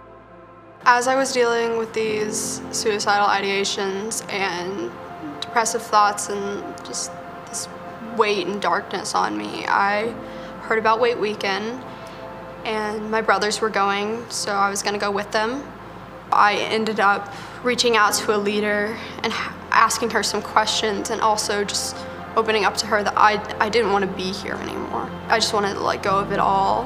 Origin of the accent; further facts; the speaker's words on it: Asheville, North Carolina, United States; I grew up in Asheville, North Carolina.